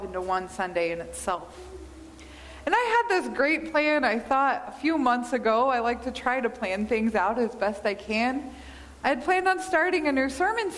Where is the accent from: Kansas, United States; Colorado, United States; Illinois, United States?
Kansas, United States; now in Montana, United States; Growing up in Kansas, we have shorter winters or shorter days during the winter